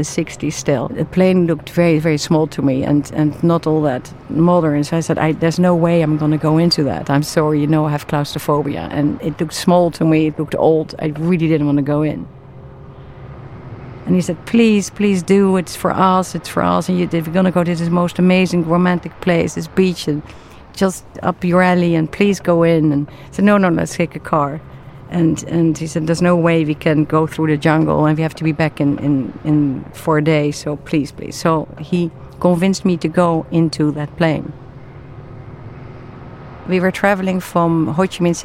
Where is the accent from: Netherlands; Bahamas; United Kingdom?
Netherlands; The Hague, South Holland; I was born in the Netherlands, in the city The Hague, in a green neighborhood, as the youngest of four in a large extended family.